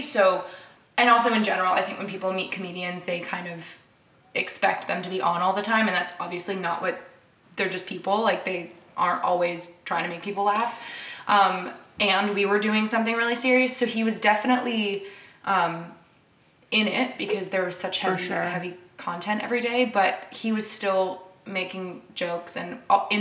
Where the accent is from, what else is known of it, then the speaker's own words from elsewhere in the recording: Canada; now in United States; I'm from Canada